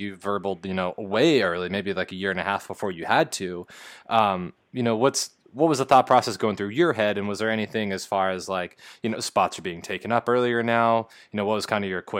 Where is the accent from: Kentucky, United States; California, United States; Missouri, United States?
California, United States; I'm coming from Southern Cal, and we played teams that had a bunch of, you know, 4 or 5-star guys